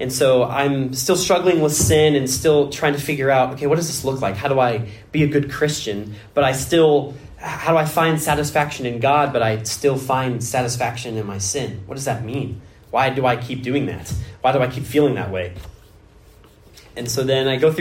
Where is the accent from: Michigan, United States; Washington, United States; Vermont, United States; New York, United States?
Washington, United States; moved away; I was born in Washington State